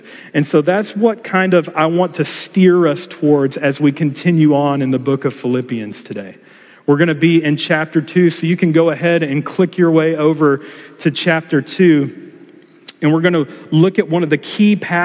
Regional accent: Texas, United States; moved away; I am originally from Texas

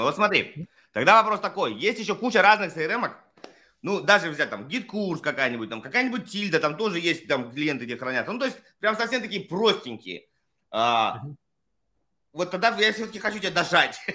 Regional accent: Russia; moved away as an adult; Я давно уехал из России, но я все равно родился в России

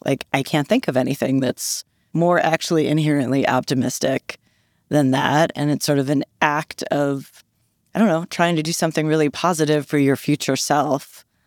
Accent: Philadelphia, Pennsylvania, United States; now in New York, United States; I'm actually from Philly

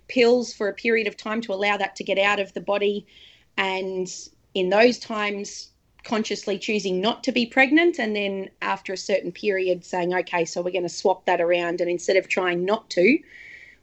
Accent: Darwin, Northern Territory, Australia; moved away as an adult; now in Sunshine Coast, Australia; So we're living on the Sunshine Coast at the moment, but we are from Darwin and Darwin will always be home.

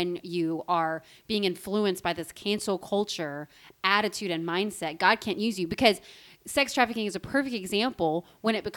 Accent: South Florida, United States; I grew up in South Florida

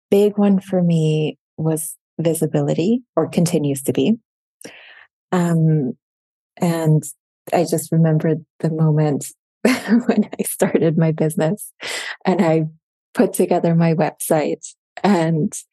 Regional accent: Switzerland; first language German; English is a second language; German is my first language. And then my household growing up, my parents, my dad is from Morocco. My mom is from Sicily. They met in London. I was born in Switzerland

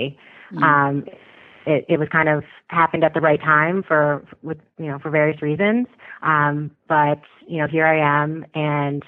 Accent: Westport, Connecticut, United States; I grew up in Westport, Connecticut

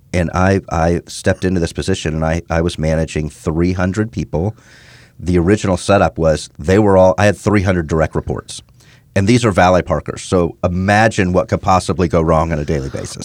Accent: Houston, Texas, United States; born or raised there; also born or lived in Midwest

